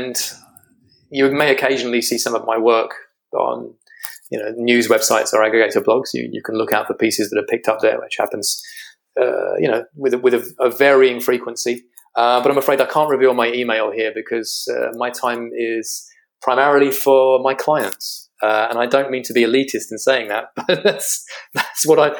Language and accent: English; United Kingdom; you can hear from my accent, I'm a Brit.